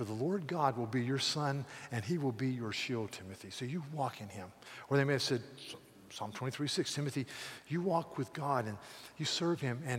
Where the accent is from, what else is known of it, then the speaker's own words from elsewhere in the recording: United States; as an American